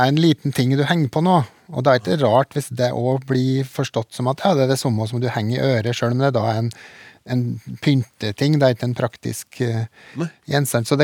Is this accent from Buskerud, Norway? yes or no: no; Trøndelag, Norway; Så jeg er vel trønder nok.